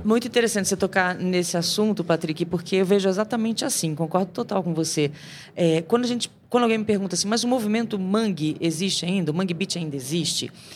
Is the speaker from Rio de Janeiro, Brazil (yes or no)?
yes; Rio de Janeiro, Brazil; moved away; also born or lived in São Paulo; eu sou carioca